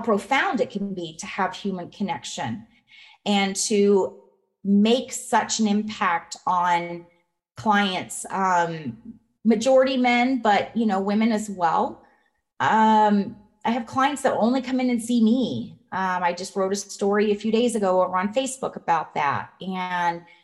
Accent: Colorado, United States; moved away as an adult; now in Nevada, United States; I'm from Colorado.

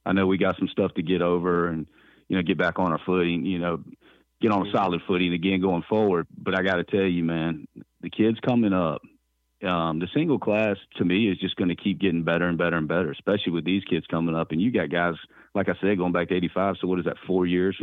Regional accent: Richmond, Virginia, United States; The RVA thing in Richmond's, you know, huge for me because that's my hometown

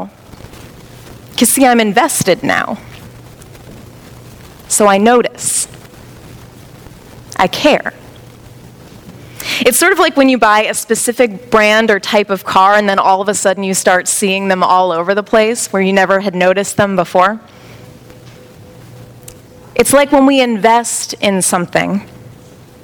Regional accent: Baltimore, Maryland, United States; moved away; I'm originally from Baltimore

